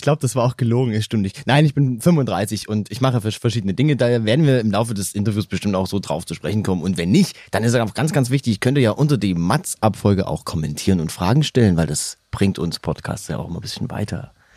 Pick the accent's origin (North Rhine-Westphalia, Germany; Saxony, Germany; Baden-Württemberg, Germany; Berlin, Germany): Saxony, Germany; born or raised there; accent: Saxon; moved away; also born or lived in Bavaria